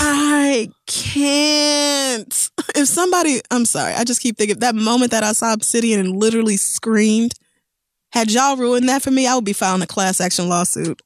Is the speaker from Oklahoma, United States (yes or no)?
yes; Tulsa, Oklahoma, United States; moved away; I'm actually coming home to my hometown, the place I grew up, Tulsa, Oklahoma.